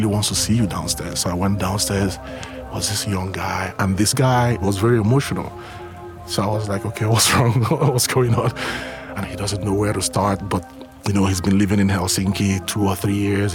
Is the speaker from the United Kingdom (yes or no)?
no; Nigeria; moved away as an adult; also born or lived in Lagos / Berlin; I'm a Nigerian artist living between Germany and Nigeria.